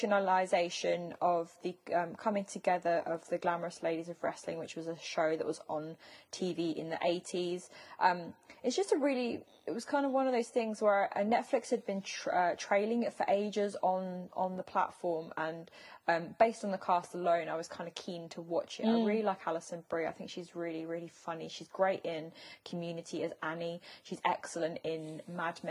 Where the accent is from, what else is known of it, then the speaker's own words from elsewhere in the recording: United Kingdom; as a British person